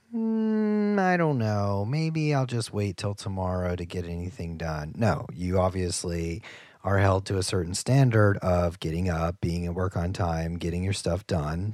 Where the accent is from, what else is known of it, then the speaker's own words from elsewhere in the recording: Ohio, United States; moved away; I'm from Ohio